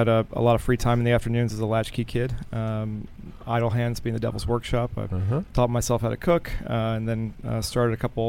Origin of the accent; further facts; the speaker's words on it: Glen Arm, Maryland, United States; So a place called Glen Arm, Maryland, is about 40 minutes north of Baltimore.